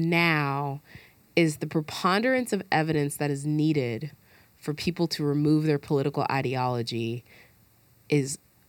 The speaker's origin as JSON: {"language": "English", "region": "Alabama", "country": "United States", "said": "I'm from Alabama."}